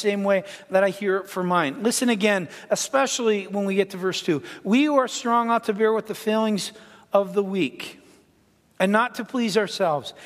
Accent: Ontario, Canada; now in United States; I'm Canadian. I was born in Ontario, Canada, but I was born to an American in Canada

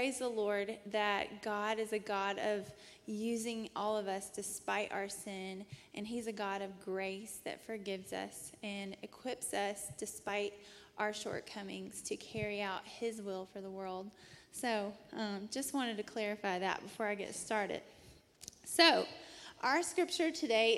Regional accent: Rome, Georgia, United States; moved away as an adult; I was born and raised in Rome, Georgia

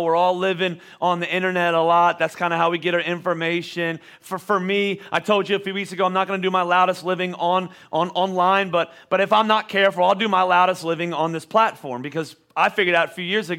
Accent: Boyertown, Pennsylvania, United States; also born or lived in Oklahoma; Not very often did I say Boyertown, Pennsylvania

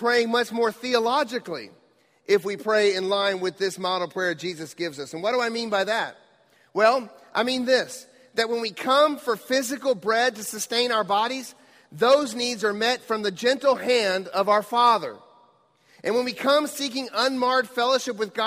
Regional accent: United States; As American Christians

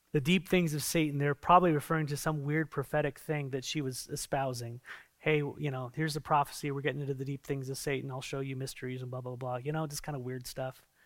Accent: San Diego, California, United States; I come from San Diego, and there's a lot of sea

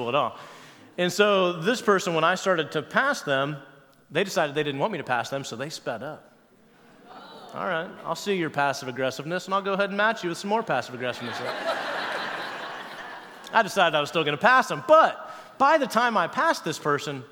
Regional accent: Wabash, Indiana, United States; also born or lived in Cincinnati area; now in Cincinnati, United States; my hometown of Wabash, Indiana, where my parents still live

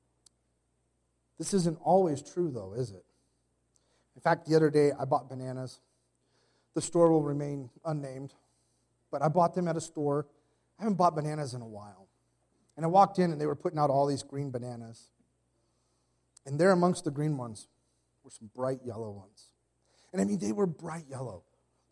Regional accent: Arizona, United States; I come from Arizona

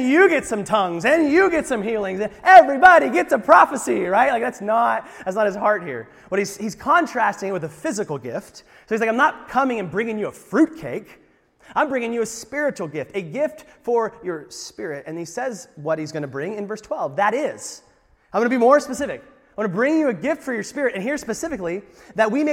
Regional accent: United States; I'm an American

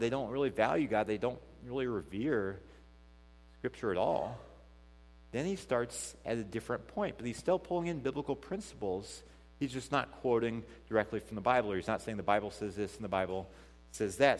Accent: Missouri, United States; now in Port Washington, United States; we, we grew up 15 minutes from each other in Missouri. I mean, I'm from Missouri.

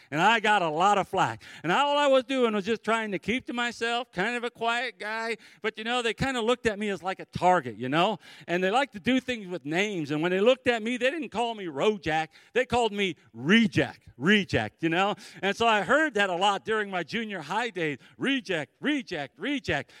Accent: Cleveland, Ohio, United States; I grew up in the Cleveland, Ohio area

